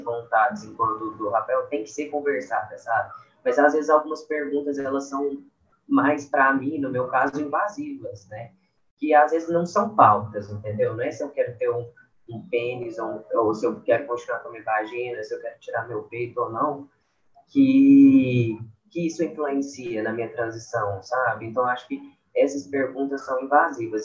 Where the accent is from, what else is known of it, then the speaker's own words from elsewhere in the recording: Uberlândia, Minas Gerais, Brazil; Sou de Uberlândia